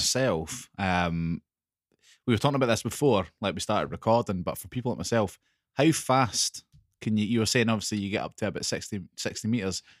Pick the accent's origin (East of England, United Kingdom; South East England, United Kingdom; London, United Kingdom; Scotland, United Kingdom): Scotland, United Kingdom; North Ayrshire; I grew up in North Ayrshire